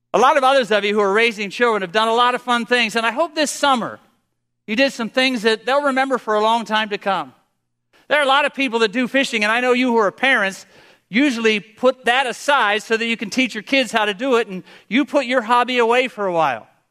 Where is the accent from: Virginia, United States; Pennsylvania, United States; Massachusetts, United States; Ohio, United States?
Pennsylvania, United States; I'm from Pennsylvania